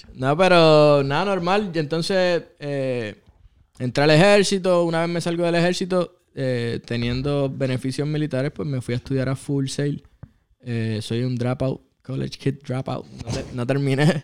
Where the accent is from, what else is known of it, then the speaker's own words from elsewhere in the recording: Ponce, Puerto Rico; soy de Ponce